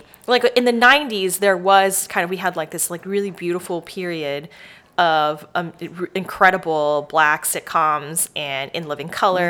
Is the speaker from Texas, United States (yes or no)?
yes; Dallas, Texas, United States; also born or lived in Houston, Texas / Georgia; now in Austin, United States; I grew up in Dallas, Texas.